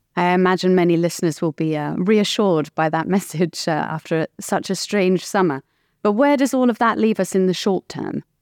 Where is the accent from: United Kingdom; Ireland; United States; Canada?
United Kingdom; I'm British